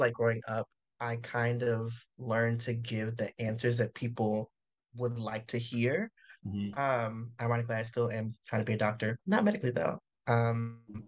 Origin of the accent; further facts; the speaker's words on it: Winston-Salem, North Carolina, United States; moved away as an adult; now in San Diego, United States; I'm from Winston-Salem